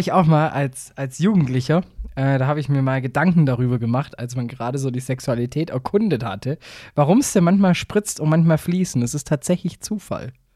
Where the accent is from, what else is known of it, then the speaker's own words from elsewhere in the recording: Swabia, Germany; ich bin selber Schwabe